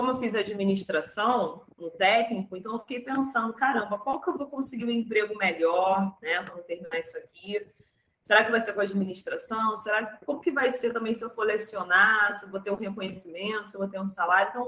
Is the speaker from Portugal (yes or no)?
no; Rio de Janeiro, Brazil; eu sou daqui do Rio de Janeiro, né, para quem estiver ouvindo, sou carioca, cresci no subúrbio do Rio de Janeiro, de uma família majoritariamente negra